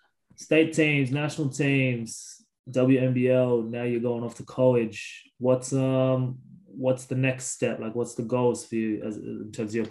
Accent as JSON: {"language": "English", "town": "Sydney", "region": "New South Wales", "country": "Australia", "said": "I'm from Sydney"}